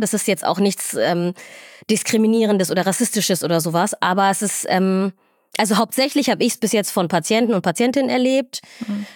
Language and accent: German; Göttingen, Lower Saxony, Germany; moved away as an adult; also born or lived in Somalia; now in Northern Germany, Germany; ich bin ja irgendwie in Deutschland aufgewachsen, ich lebe mein ganzes Leben hier